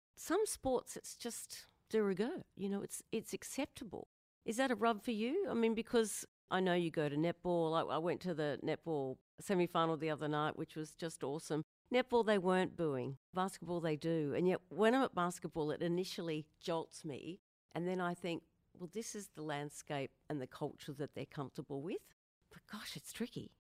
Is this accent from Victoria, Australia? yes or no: no; Queensland, Australia; I'm from Queensland, so of course I'm a Maroon.